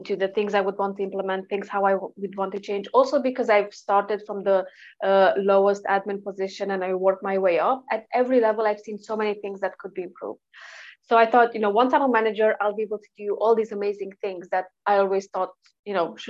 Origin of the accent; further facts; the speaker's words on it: Romania; moved away as an adult; now in Sheffield, United Kingdom; I'm originally from Eastern Europe, and then I straight away moved to the UK straight after uni.